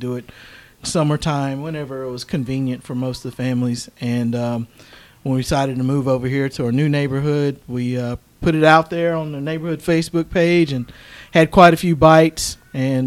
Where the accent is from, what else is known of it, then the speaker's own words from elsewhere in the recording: North Carolina, United States; moved away as an adult; now in Texas, United States; I'm actually originally from North Carolina